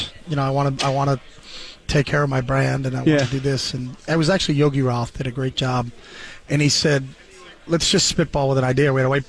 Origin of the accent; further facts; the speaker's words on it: New Hampshire, United States; moved away; I'm from New Hampshire.